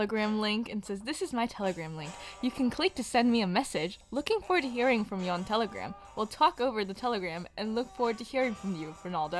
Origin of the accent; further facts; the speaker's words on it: Taiwan; I'm also from there. I'm from Taiwan. I was born there.